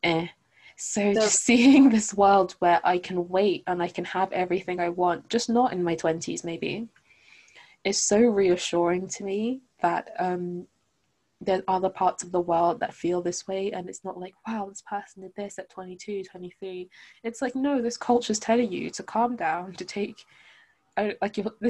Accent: London, United Kingdom; I grew up in London.

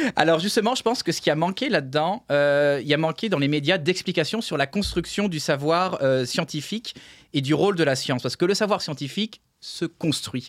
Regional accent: Nancy, Grand Est, France; je suis né à Nancy en France.

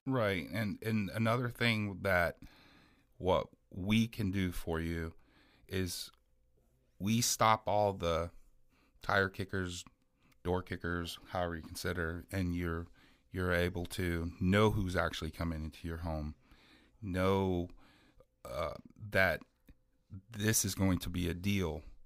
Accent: Miami, Florida, United States; now in Marion County, United States; I'm originally from Miami

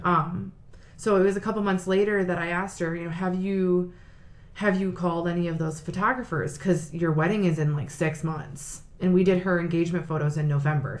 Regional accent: Sylvania, Ohio, United States; I am from Sylvania. I was born and raised, still live there now.

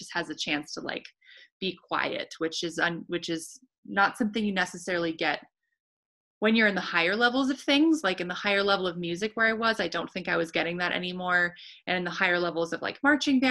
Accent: San Diego, California, United States; moved away as an adult; I grew up in San Diego and I had lived in San Diego my whole life

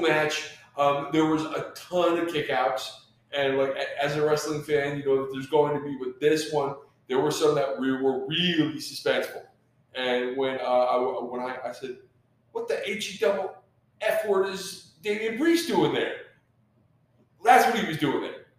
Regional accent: Knoxville, Tennessee, United States; hailing from Knoxville, Tennessee. that's our hometown. That's my hometown

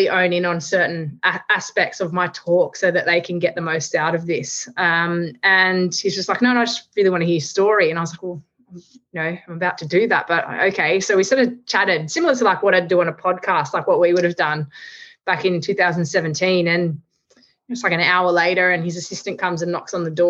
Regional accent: Australia; I'm an Australian

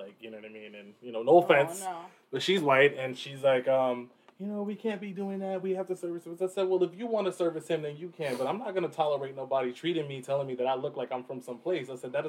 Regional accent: Newark, New Jersey, United States; moved away as an adult; also born or lived in Pennsylvania; now in Allentown, United States; I'm from Newark, New Jersey. So, like, you're from a major city. So, it's not really, like, you don't see a lot of that shit at all. Like, so I grew up very just urban, just chill.

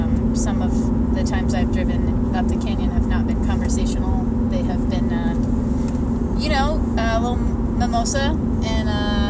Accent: Memphis, Tennessee, United States; moved away; I grew up in Memphis. I was homeschooled.

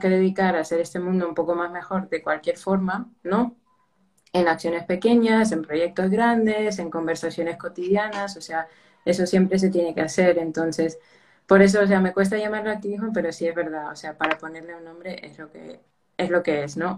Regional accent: United States; moved away as an adult; now in Spain; originalmente soy de los Estados Unidos, pero toda mi familia es de Perú

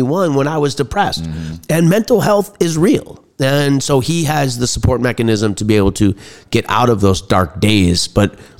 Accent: Bayside, Wisconsin, United States; moved away as an adult; also born or lived in Washington, D.C.; I grew up in Bayside, Wisconsin, went to Nicolet High School

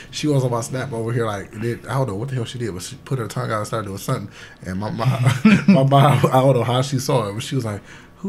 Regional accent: Detroit, Michigan, United States; now in Toledo, United States; I'm from Detroit, Michigan.

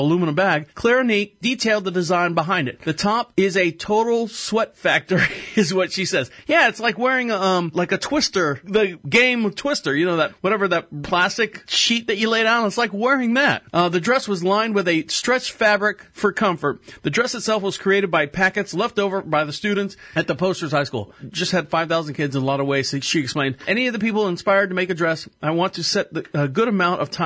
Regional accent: Florida, United States; I was born and raised in Florida

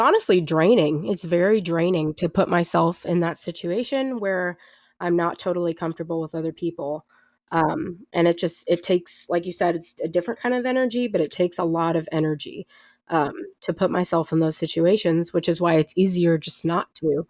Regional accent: St. Louis, Missouri, United States; also born or lived in Jefferson City; I grew up in Saint Louis, but I'm at a school near Jefferson City

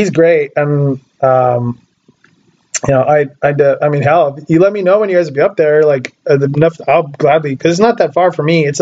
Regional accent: Oregon, United States; I grew up in Oregon, which is right below Washington

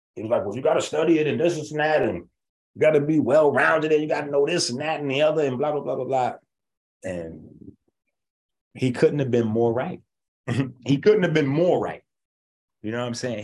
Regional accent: New York, United States; I'm from New York.

